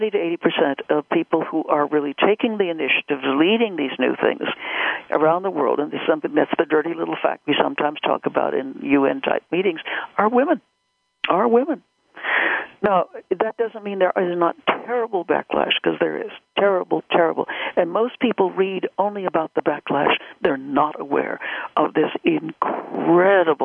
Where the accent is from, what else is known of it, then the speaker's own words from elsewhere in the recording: United States; I am an American